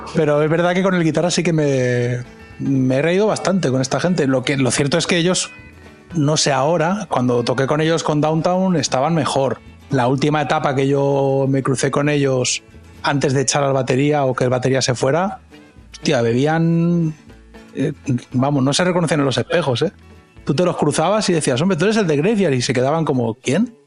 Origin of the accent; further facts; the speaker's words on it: Catalonia, Spain; moved away as an adult; now in United States; yo vengo de Cataluña